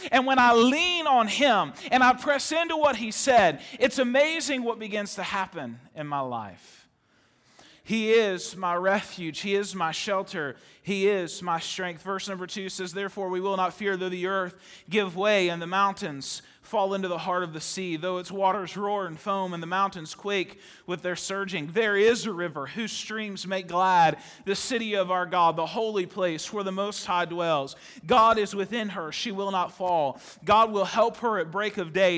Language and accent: English; Ohio, United States; I was born in Ohio